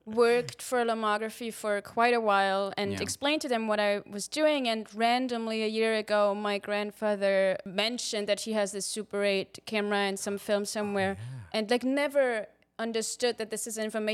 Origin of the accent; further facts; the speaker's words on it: Austria; moved away as an adult; now in United States; I'm from Austria.